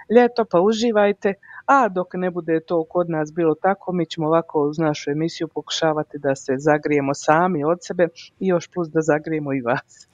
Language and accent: Croatian; Mostar, Herzegovina-Neretva Canton, Bosnia & Herzegovina; now in Calgary, Canada; Ja sam iz Bosne i Hercegovine, u stvari ja sam iz Hercegovine iz Mostara